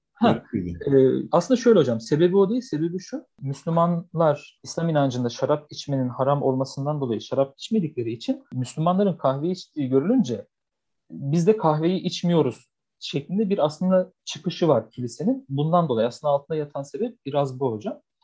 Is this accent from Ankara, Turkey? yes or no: yes; Beypazarı, Ankara, Turkey; ben Ankara Bey Pazarlıyım